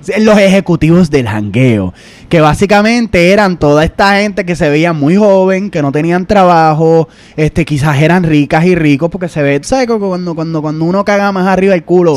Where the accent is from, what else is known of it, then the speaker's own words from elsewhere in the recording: Puerto Rico; now in New York, United States; nosotros somos un podcast en la diáspora. Somos puertorriqueños, somos boricuas, somos orgullosamente boricuas